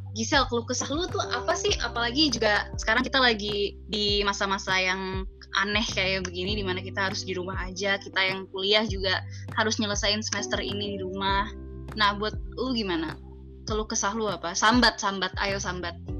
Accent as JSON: {"language": "Indonesian", "region": "Jakarta", "country": "Indonesia", "moved": "as an adult", "lives_now": "Depok, Indonesia", "said": "Gue asalnya dari Jakarta dan gue sekarang lagi menetap di Depok untuk kuliah"}